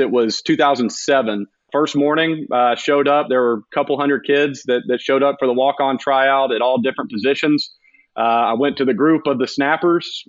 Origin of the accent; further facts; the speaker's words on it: Carrollton, Georgia, United States; also born or lived in Auburn, Alabama; growing up in Carrollton, going to Auburn